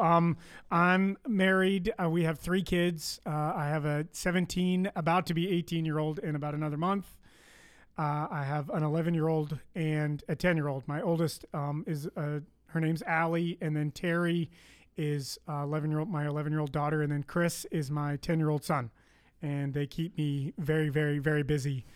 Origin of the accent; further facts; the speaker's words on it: Canada; accent: Canadian; moved away; I am Canadian